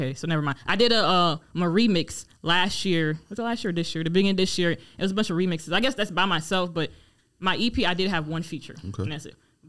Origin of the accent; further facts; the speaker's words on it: Raleigh, North Carolina, United States; also born or lived in Democratic Republic of the Congo; I'm from Raleigh, but my family were Congolese